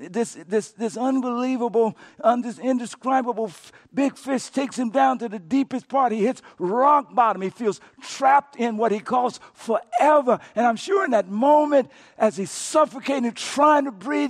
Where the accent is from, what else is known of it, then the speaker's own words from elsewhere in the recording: Coushatta, Louisiana, United States; I grew up in Coushatta, Louisiana